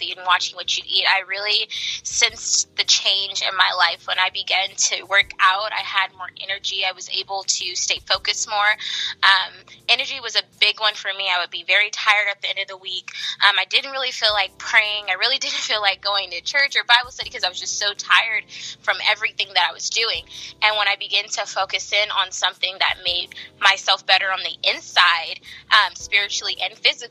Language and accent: English; the Bay Area, California, United States; I am from the Bay Area in California